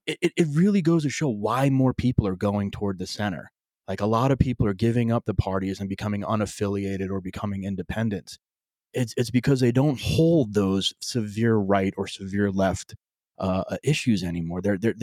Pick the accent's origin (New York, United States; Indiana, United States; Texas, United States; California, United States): New York, United States; I grew up in New York. My dad was a union guy, more of a conservative Democrat.